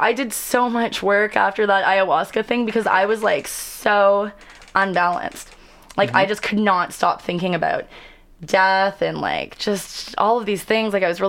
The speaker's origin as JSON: {"language": "English", "country": "Canada", "also_born_or_lived": "Los Angeles, United States", "said": "Like, I travel all over the world, and people don't think I'm Canadian. They're like, are you from California?"}